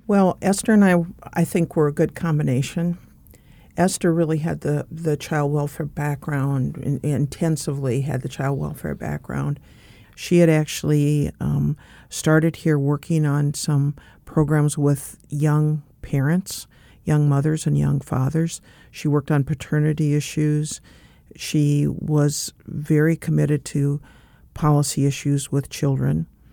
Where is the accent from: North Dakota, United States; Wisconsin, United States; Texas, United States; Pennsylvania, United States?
North Dakota, United States; Fargo; moved away; I grew up in Fargo, North Dakota, which at that time was a small town